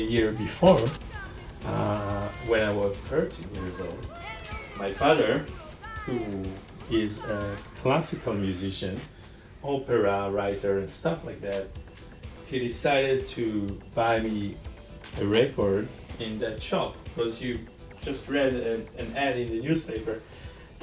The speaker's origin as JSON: {"language": "English", "town": "Ramat Gan", "region": "Tel Aviv District", "country": "Israel", "tie": "born or raised there", "said": "I used to take the bus from Ramat Gan, which was my hometown, to Tel Aviv"}